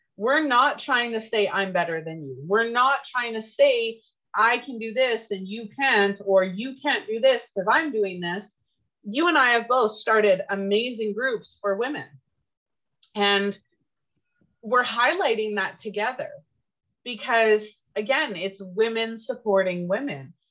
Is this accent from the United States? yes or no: no; Canada; I'm Canadian and I tried to learn French